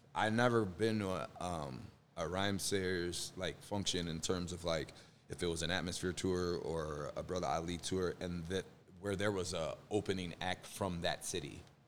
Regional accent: Chicago, Illinois, United States; moved away as an adult; now in Minneapolis, United States; I'm from Chicago originally. Um, and I live here in Minneapolis

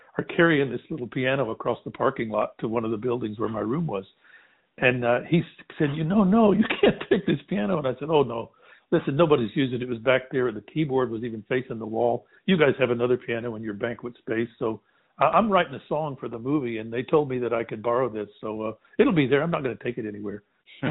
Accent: Texas, United States; I also was born and raised in Texas

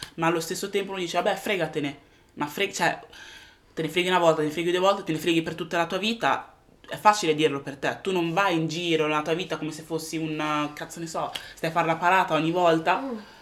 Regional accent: Italy; moved away as an adult; now in United Kingdom; sono nata e sono cresciuta in Italia

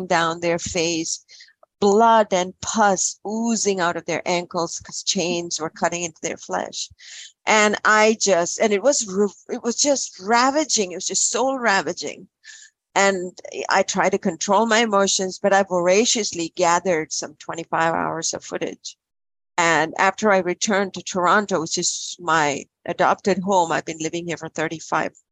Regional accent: Kerala, India; I was born and raised in Kerala, India.

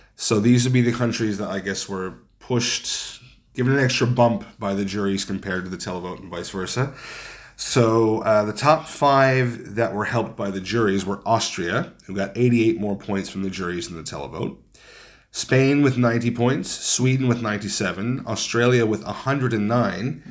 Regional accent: Canada; when Canadians travel

